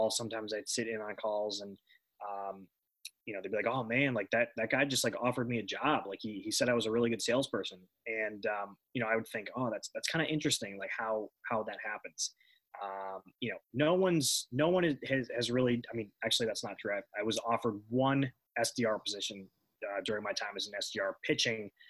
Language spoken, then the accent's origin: English; New York, United States; born there; you know, I was born in New York